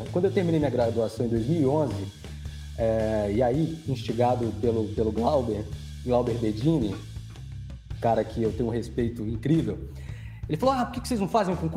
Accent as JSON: {"language": "Portuguese", "region": "Rondônia", "country": "Brazil", "lives_now": "Presidente Figueiredo, Brazil", "said": "Eu sou o professor …, sou rondoniense, olha só, tô com olha. dois caras aqui de Rondônia"}